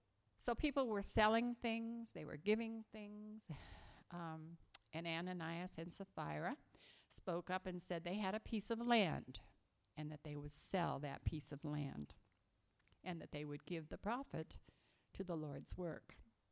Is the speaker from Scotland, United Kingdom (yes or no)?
yes; Scotland, United Kingdom; I am a Scottish girl. My parents were born in Glasgow.